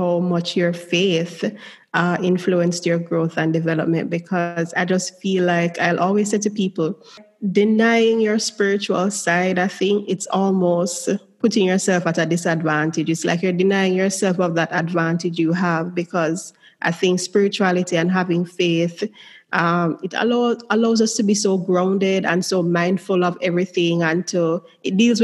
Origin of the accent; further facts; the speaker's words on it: Jamaica; growing up in Jamaica